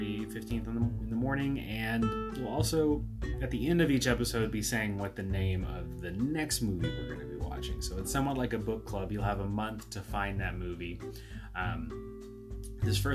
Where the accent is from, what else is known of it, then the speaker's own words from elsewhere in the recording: Oklahoma, United States; We're from Oklahoma